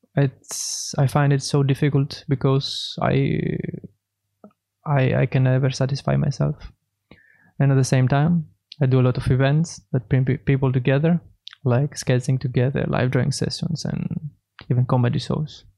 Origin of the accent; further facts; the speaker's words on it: Thessaloniki, Central Macedonia, Greece; moved away as an adult; now in Berlin, Germany; I'm a painter from Greece, Thessaloniki.